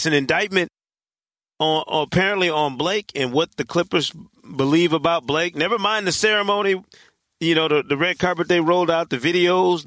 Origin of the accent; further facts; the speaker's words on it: Michigan, United States; moved away; That's my home state